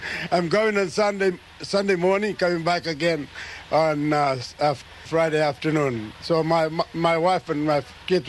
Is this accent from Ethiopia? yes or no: no; Murray Island, Eastern Torres Strait, Queensland, Australia; moved away; I come from Eastern Torres Strait